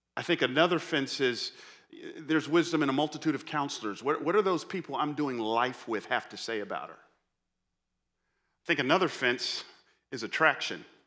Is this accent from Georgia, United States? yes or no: yes; Atlanta, Georgia, United States; I grew up in Atlanta, so I'm, I'm a Falcons fan